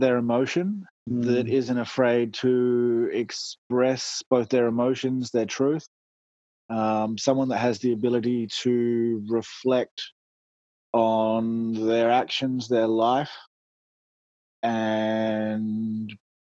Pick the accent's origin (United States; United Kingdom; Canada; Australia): Australia; Port Pirie, South Australia; now in Perth, Australia; Grew up in Port Pirie, South Australia